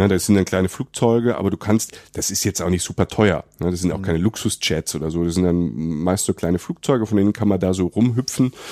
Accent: Germany; Bei uns in Deutschland

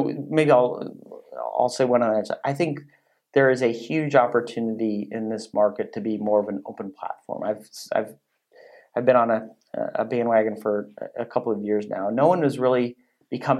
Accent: Silicon Valley, California, United States; moved away; I grew up in Silicon Valley. I don't live there now, but I go back quite frequently.

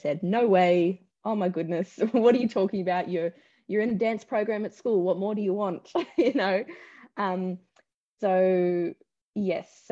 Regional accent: Sydney, New South Wales, Australia; I grew up in Southwest Sydney

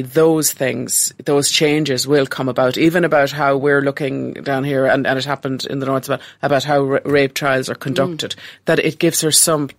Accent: Ireland; as Irish people

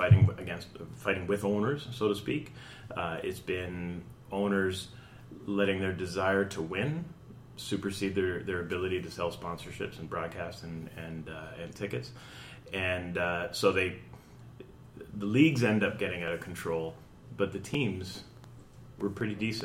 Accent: Canada; I'm born and raised in Canada.

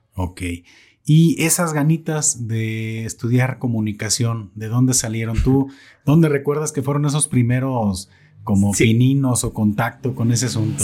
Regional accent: Totonilco, Jalisco, Mexico; moved away as an adult; now in Zapotlanejo, Mexico; Yo no soy de Zapotlanejo. ya, este, ya me hice de Zapotlanejo. Claro. Yo soy de Totonilco

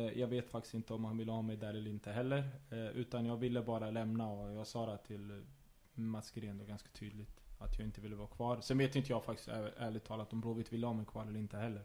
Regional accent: Örebro, Örebro County, Sweden; jag ville vara hemma i Örebro

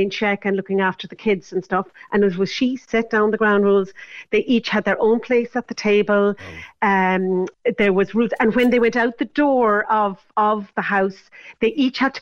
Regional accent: Clonakilty, Munster, Ireland; I grew up in Clonakilty

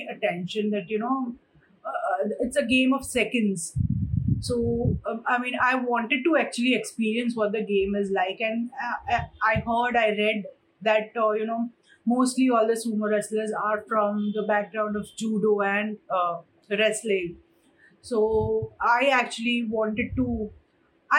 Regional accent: India; I was the first sumo wrestler from our country

